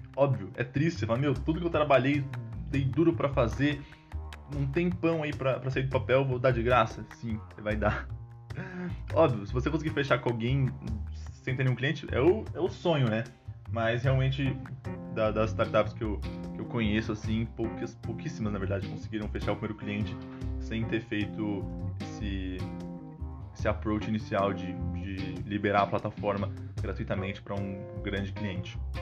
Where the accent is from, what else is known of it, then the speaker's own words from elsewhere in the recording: Brazil; sou, sou brasileiro